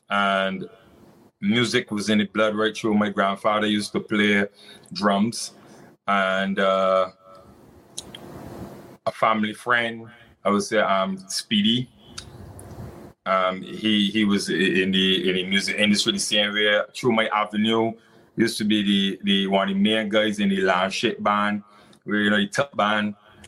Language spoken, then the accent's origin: English; St. Lucia; And I grew up in St. Lucia in the early stages